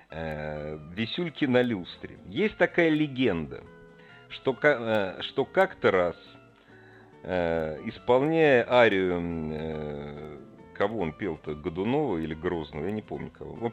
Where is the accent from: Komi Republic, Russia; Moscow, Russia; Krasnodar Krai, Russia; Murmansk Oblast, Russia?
Moscow, Russia; Ну что, я из Москвы, конечно, висел.